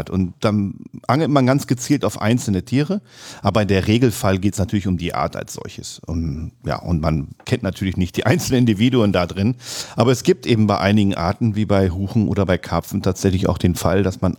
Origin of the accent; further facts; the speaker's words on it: Lower Saxony, Germany; und dann habe ich auch in meiner Heimat Südoldenburg eben angefangen, erst schwarzangelnd